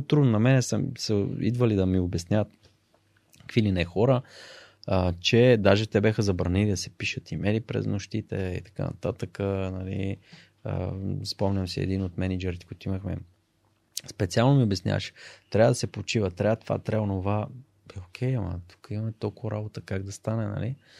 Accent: Blagoevgrad, Blagoevgrad Province, Bulgaria; moved away as an adult; also born or lived in Sofia; съм от Благоевград, там всички са футболисти

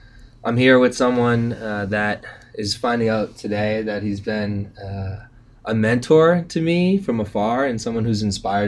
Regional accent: Methuen, Massachusetts, United States; Like, as long as I've growing up in Methuen, I think you spent time in sort of Drake at Lawrence.

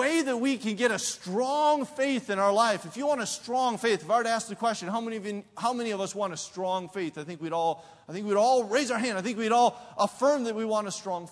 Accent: Midwest, United States; I'm from the Midwest

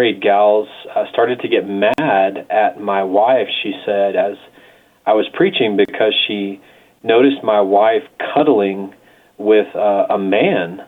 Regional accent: Amarillo, Texas, United States; moved away as an adult; also born or lived in Dallas / San Francisco; now in Santa Fe, United States; I was born in Dallas, lived in Amarillo most of my growing up days

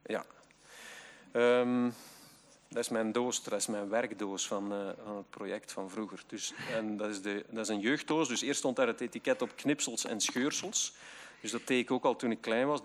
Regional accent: Zwijnaarde, Flanders, Belgium; ik kom uit Zwijnaarden, een, een randgemeente van Gent

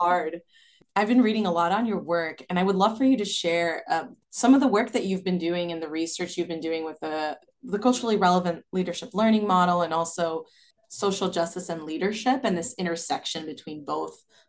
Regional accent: Brazil; now in United States; my growing up in Brazil and then living in the U S

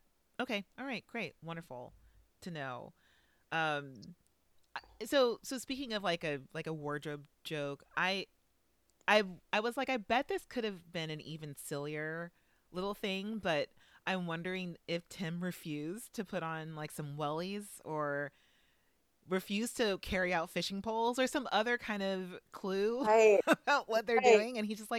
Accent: the South, United States; everyone thinks that because I'm from the South, that I'm a nature boy.

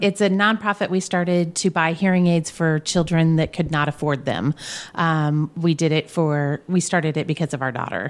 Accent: Brownsburg, Indiana, United States; also born or lived in Danville, Indiana; Grew up in Brownsburg

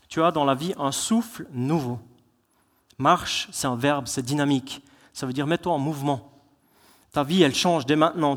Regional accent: Switzerland; on est des Suisses

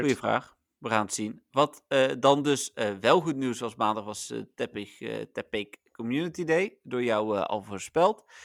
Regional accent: Netherlands; wij zijn Nederlanders

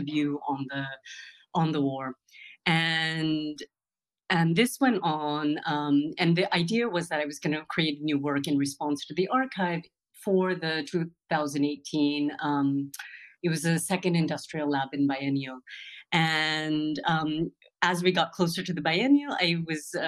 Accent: California, United States; moved away as an adult; also born or lived in New York; now in Berlin, Germany; I was born in the U.S. My parents left Punjab, India in 1974

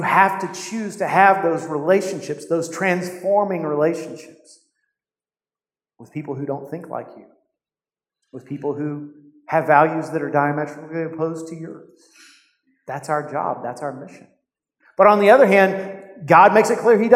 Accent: United States; To us as American Christians

